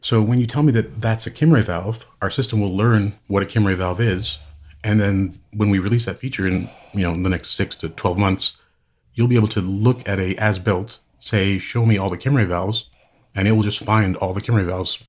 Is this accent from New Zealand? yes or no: no; Hamilton, Ontario, Canada; now in San Francisco Bay Area, United States; I am Canadian. I actually grew up in Hamilton, Ontario.